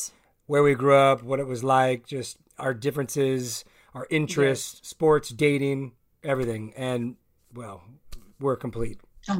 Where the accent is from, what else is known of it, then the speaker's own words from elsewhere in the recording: La Puente, California, United States; I grew up in La Puente.